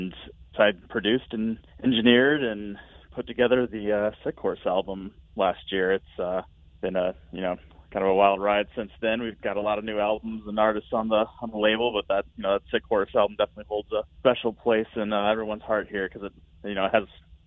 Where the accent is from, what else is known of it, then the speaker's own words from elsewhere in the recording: Rockford, Illinois, United States; we're both from Rockford